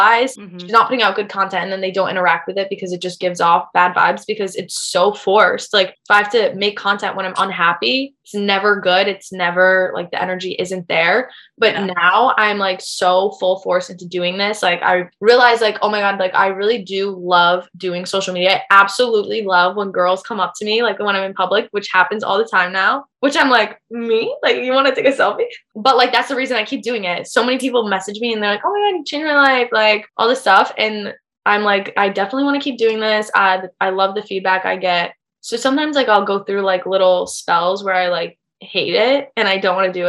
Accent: Syracuse, New York, United States; also born or lived in New Jersey; I'm from Syracuse, New York, but I like am such a city girl.

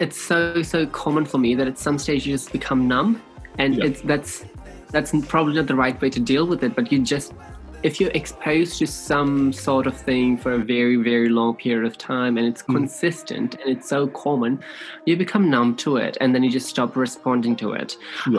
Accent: Fiji; now in New Zealand; moved to New Zealand, I moved into a space of privilege, and I was very much aware of that because I came from Fiji, where they don't even treat you like humans.

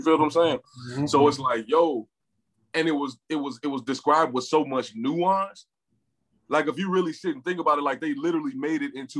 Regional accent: Nigeria; so in our experience, we're Nigerian, right?

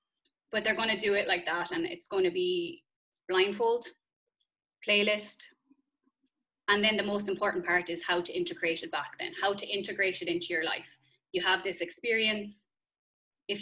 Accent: Ireland; growing up in Catholic Ireland

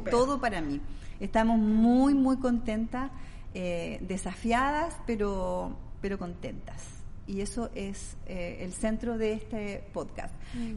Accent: Valdivia, Los Ríos, Chile; moved away; yo soy oriunda de Valdivia, la ciudad más linda de Chile

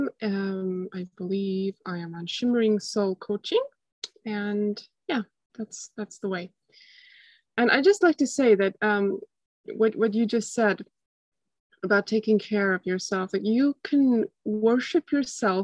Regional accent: Estonia; I'm from Estonia, which is a small country in Northeast Europe.

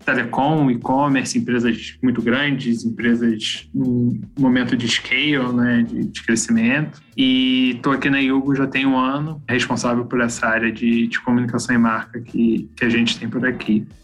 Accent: Petrópolis, Rio de Janeiro, Brazil; sou de Petrópolis, uma cidadezinha lá, região Serrano do Rio

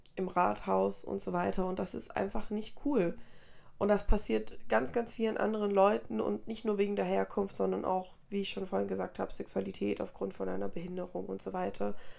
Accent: Germany; also born or lived in Colombia; Ich bin selber vor, oh Gott, viel, viel zu lange, vor 19 Jahren fast dann nach Deutschland migriert.

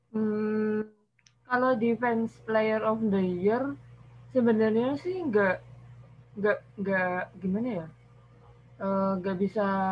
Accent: Semarang, Central Java, Indonesia; Saya dari Semarang

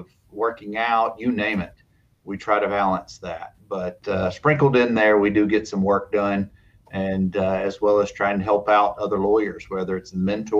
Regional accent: Dothan, Alabama, United States; we grew up in Dothan, just northwest of Tallahassee, Florida. And so my brothers and I grew up in Dad's office

